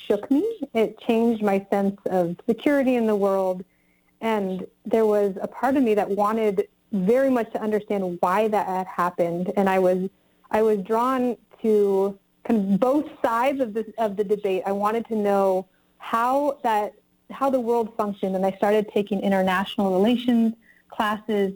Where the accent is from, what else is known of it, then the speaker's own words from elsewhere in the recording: Tahoe Vista, California, United States; moved away as an adult; also born or lived in Bay Area / New York / Los Angeles / Wisconsin; now in Nevada County, United States; I was raised in North Lake Tahoe in Tahoe Vista and Tahoe City